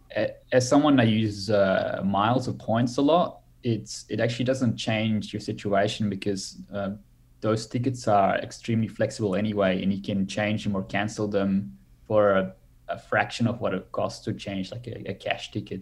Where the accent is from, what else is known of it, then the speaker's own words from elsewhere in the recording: Belgium; now in Australia; I'm from Belgium originally